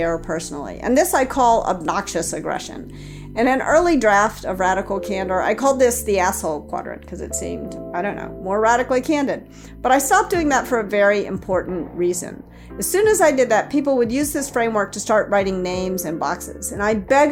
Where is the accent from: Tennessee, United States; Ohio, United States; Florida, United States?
Tennessee, United States; Memphis; So I grew up in Memphis, Tennessee.